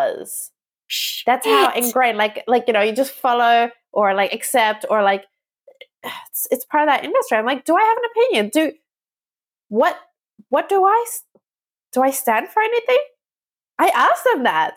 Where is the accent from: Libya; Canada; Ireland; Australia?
Australia; moved away as an adult; also born or lived in Southeast Asia; I grew up in Australia and I was born there